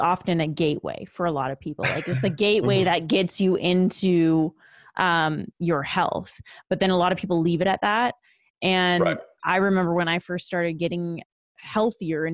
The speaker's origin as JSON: {"language": "English", "country": "Canada", "moved": "yes", "lives_now": "Los Angeles, United States", "said": "I'm originally from Canada. Okay. But I moved to LA."}